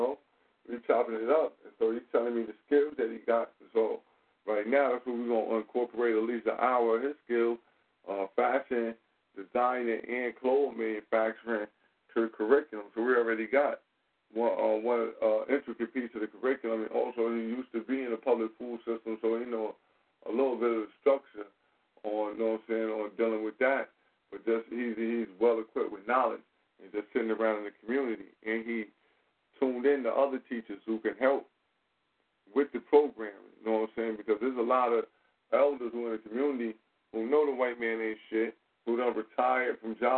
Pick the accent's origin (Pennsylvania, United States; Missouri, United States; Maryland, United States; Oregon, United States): Maryland, United States; born and raised in Eastern Maryland, Talbot County, Maryland.